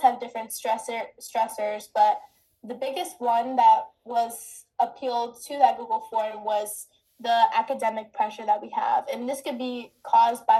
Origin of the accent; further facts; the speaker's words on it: United States; I was born in America